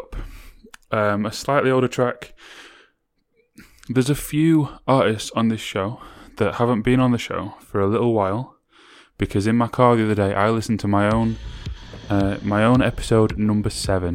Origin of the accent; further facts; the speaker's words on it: Sheffield, Yorkshire and the Humber, United Kingdom; the pride of Sheffield, because I'm from Sheffield